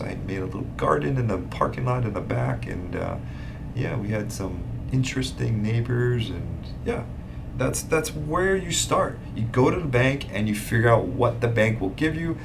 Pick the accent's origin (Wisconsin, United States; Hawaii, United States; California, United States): Hawaii, United States; also born or lived in Hilo, Hawaii / Kona, Hawaii / Oahu, Hawaii; born and raised in Hawaii, born on the Big Island, grew up